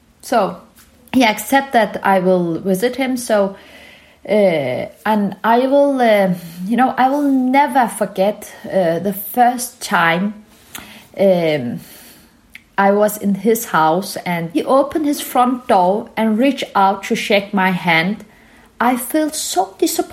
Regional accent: Denmark; also born or lived in Turkey; I was born in Turkey from Kurdish parents, and we moved to Denmark when I was a young child.

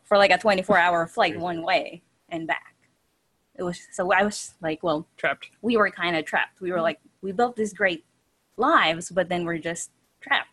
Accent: Philippines; also born or lived in New Zealand; now in Florida, United States; I was born in the Philippines, moved to New Zealand, and then married him from Florida. So now we live in Florida

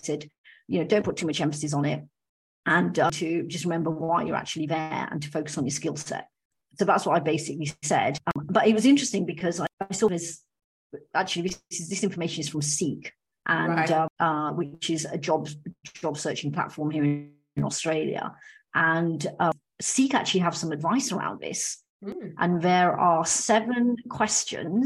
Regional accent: United Kingdom; I'm of Indian background, but I'm British

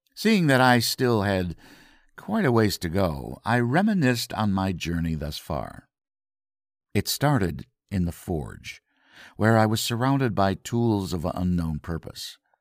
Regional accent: Grand Rapids, Michigan, United States; I'm from Grand Rapids, Michigan

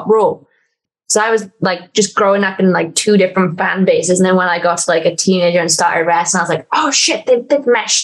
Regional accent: Welsh, Wales, United Kingdom; I'm Welsh and I'm a wrestler

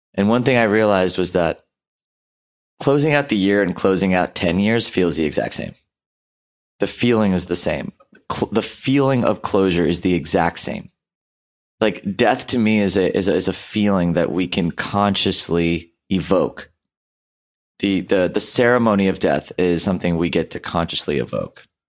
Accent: India; i'm hindu by background. I'm Indian

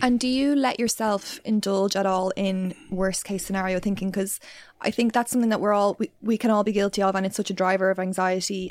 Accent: Ireland; being Irish

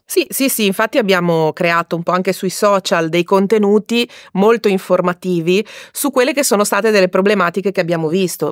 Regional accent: Liguria, Italy; Io sono Ligure di origine e adoro valorizzare il mio territorio

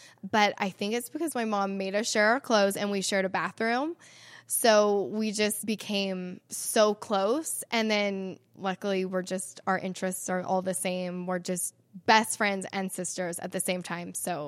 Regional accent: Salt Lake City, Utah, United States; I love that I get to call Salt Lake City my home. It's so beautiful here.

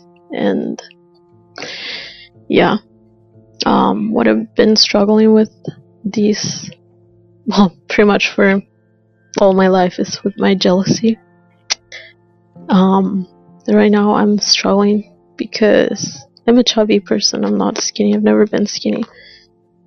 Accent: Argentina; I'm 25 and I'm from Argentina

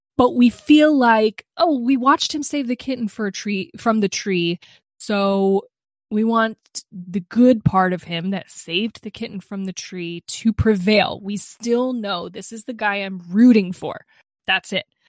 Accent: United States; I'm an American

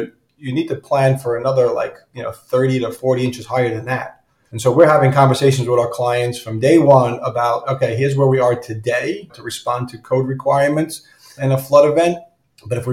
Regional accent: New York City, New York, United States; also born or lived in Staten Island; I'm from New York City proper. I live just outside the city in Staten Island.

